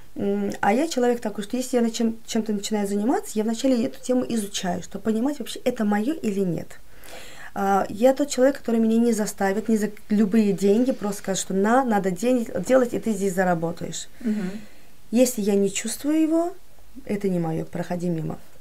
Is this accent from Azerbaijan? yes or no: yes; Baku, Azerbaijan; я из Баку